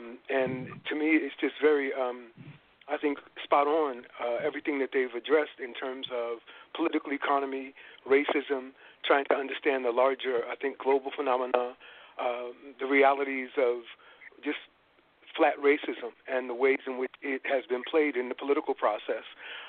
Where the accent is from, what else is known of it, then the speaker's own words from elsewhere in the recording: New York City, New York, United States; now in California, United States; as a New Yorker